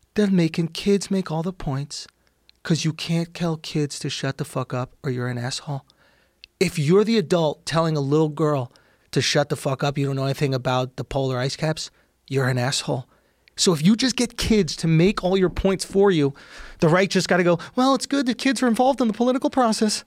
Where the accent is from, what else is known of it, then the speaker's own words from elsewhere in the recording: New York, United States; I grew up in New York